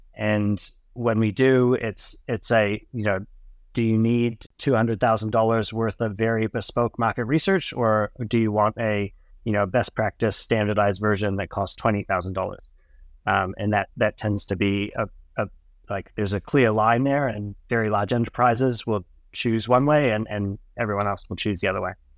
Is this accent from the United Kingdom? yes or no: no; New Zealand; also born or lived in United States; I moved to New Zealand when I was eleven years old from the U S